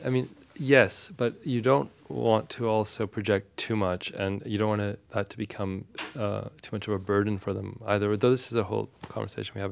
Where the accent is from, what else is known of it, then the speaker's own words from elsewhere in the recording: Victoria, British Columbia, Canada; first language Armenian; English is a second language; my parents' decision to move to Victoria, British Columbia, which is a small city on the west coast of Canada, and there was no Armenian community there